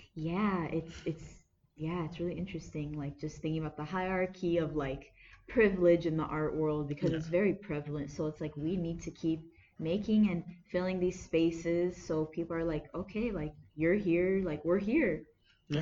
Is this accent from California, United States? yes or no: yes; Anaheim, California, United States; I was born and raised in Anaheim. I'm American